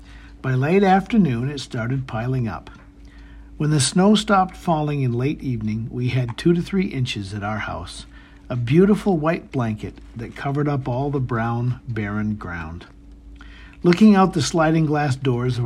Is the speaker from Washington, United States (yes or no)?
no; Maine, United States; Growing up in Maine gave me a love for the snow